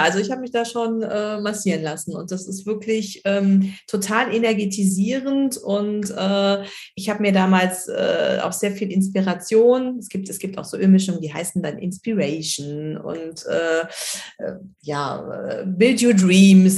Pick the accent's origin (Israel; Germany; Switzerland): Germany; hier bei uns in Deutschland